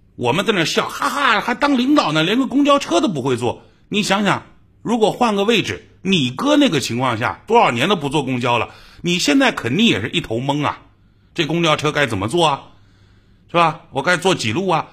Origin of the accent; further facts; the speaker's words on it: Jiangsu, China; accent: Jiangsu dialect; 在我老家的江苏方言